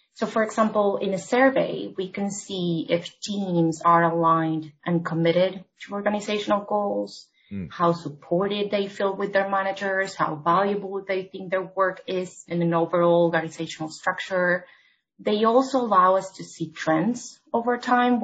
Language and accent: English; Argentina; moved away as an adult; now in New York City, United States; I'm originally from Argentina, where I started my career in HR.